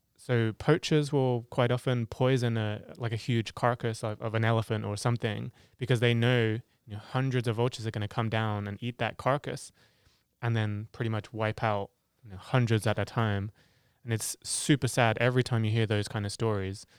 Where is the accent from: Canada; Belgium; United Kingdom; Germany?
United Kingdom; England; moved away as an adult; also born or lived in Africa; I come from England